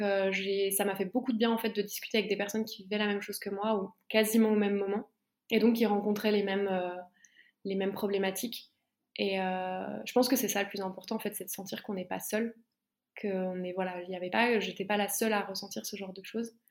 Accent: Besançon, Bourgogne-Franche-Comté, France; moved away as an adult; ma ville natale à Besançon

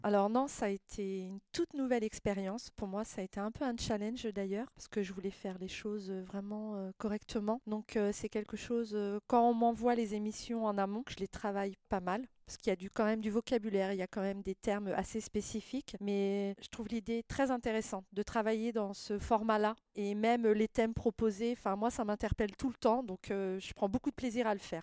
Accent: near Le Mans, Sarthe, Pays de la Loire, France; also born or lived in La Ferté-Bernard; je suis née au Mans, D'accord. dans la Sarthe, donc tout le monde connaît la ville. J'ai passé toute mon enfance dans une petite ville à côté du Mans, à 50 km du Mans à peu près, au taille sur ruine Donc j'ai grandi là

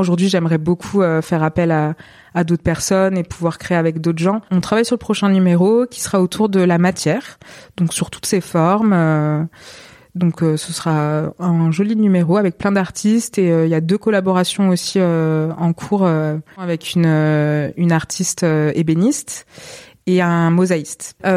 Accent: Montpellier, Occitania, France; moved away as an adult; now in Marseille, France; j'ai jamais quitté Montpellier. Euh, et en fait, il était temps de quitter quand même ma ville natale

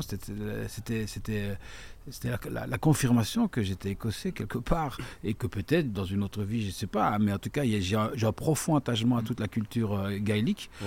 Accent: La Calamine, Wallonia, Belgium; also born or lived in Liège; je viens de la Calamine

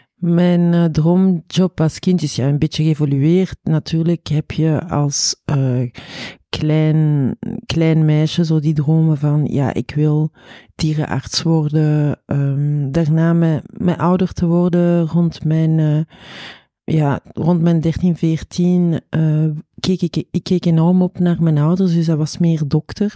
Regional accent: Chile; now in Belgium; ik ben oorspronkelijk van Chili

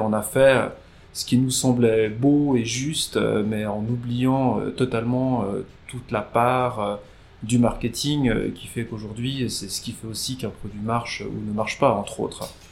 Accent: Nyon, Vaud, Switzerland; nous étions voisins dans, le même immeuble à Nyon

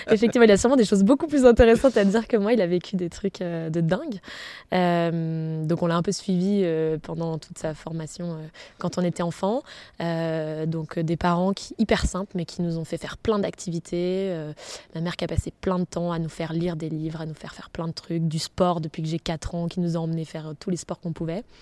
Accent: Brest, Brittany, France; born there; je suis née à Brest. Euh, j'y suis restée 11 mois. Donc, euh, comme je vous disais tout à l'heure, je suis euh, bretonne quand il faut le dire, mais plutôt ma famille vient des Alpes.

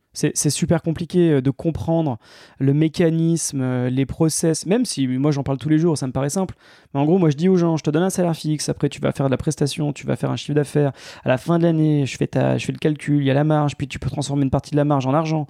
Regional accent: Grenoble, Auvergne-Rhône-Alpes, France; moved away as an adult; also born or lived in Paris; moi, je suis grenoblois, j'ai passé toute ma vie euh, dans, cette, dans cette belle région, toutes mes études, et je suis monté à Paris pour travailler.

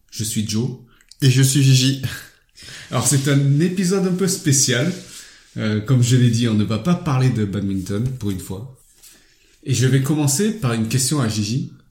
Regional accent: France; Non, non, je suis français d'origine vietnamienne.

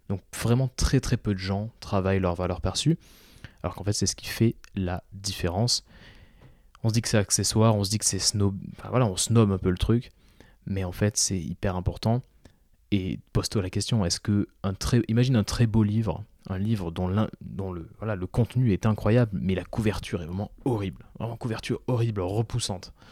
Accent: Toulouse, Occitania, France; moi, je suis toulousain à la base. oui, je n'ai pas d'accent, mais je suis toulousain. Euh, j'ai passé 20 ans de ma vie à Toulouse

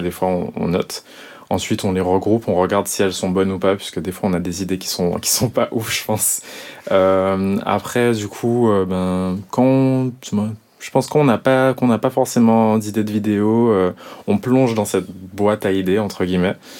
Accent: Guadeloupe; dès qu'on se reconnaît en tant que Guadeloupéen et même plus largement ultramarin

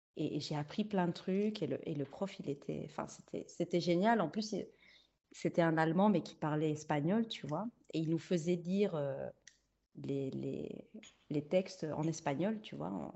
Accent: Luxembourg; first language Spanish; also born or lived in Liège, Belgium; j'ai grandi euh, les premières années jusqu'à mes 7 ans à Liège. Et puis, ouais, vers 7 ans, j'arrive au Luxembourg

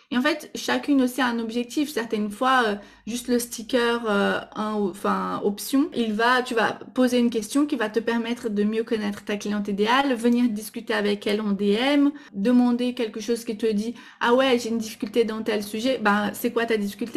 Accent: Brazil; French is a second language; now in France; je suis brésilienne, donc euh, vous allez sûrement entendre un petit accent

